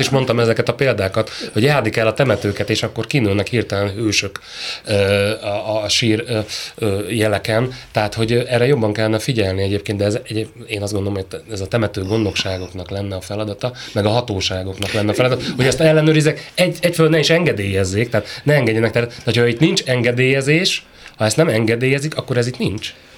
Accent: Kiskunhalas, Bács-Kiskun, Hungary; én vidéki vagyok, ö, Kiskunhalason

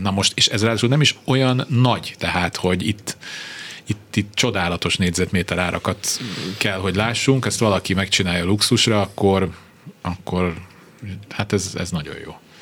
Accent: Budapest, Hungary; Bemrakpart, ott nőttem fel.

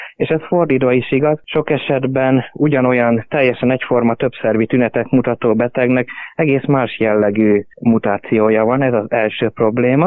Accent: Hungary; now in Graz, Austria; mivel én magyar származású vagyok, és igazából magyarként szocializálódtam, tehát magyarnak vallom magam

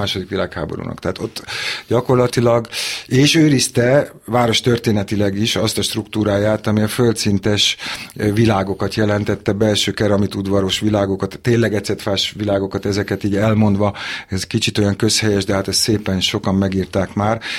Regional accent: Budapest, Hungary; ott születtem az ülőjúton, az István kórházban születtem, és az ülőjúton laktunk

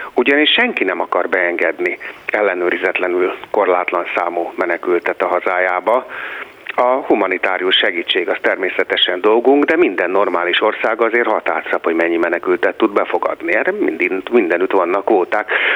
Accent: Hungary; Magyarország a hazám

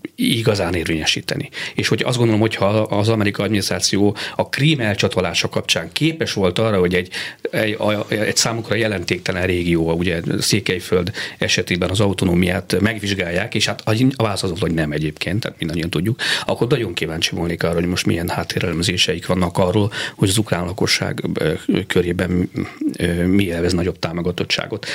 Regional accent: Hungary; mint magyar állampolgár

